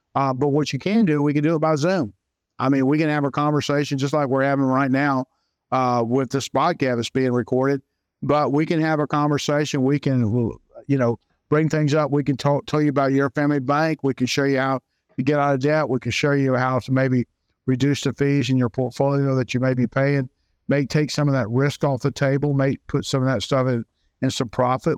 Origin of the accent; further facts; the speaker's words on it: Jacksonville, Florida, United States; also born or lived in Saint Augustine, Florida; a Floridian born and raised in Jacksonville, Florida